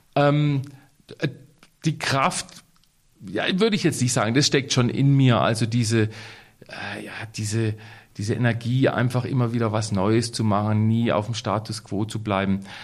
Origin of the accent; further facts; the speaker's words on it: Waldhaus, Baden-Württemberg, Germany; Ich bin ja hier aufgewachsen in Waldhaus